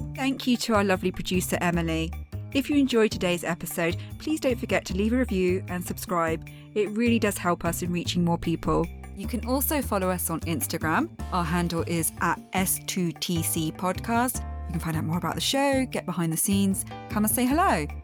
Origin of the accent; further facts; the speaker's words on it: Dorset, South West England, United Kingdom; my hometown in, uh, Dorset.